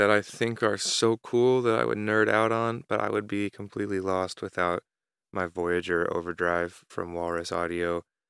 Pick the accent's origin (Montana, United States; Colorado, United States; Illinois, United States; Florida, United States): Florida, United States; I grew up in Florida with depression.